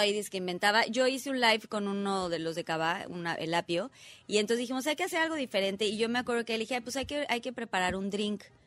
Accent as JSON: {"language": "Spanish", "country": "Mexico", "said": "como mexicanos"}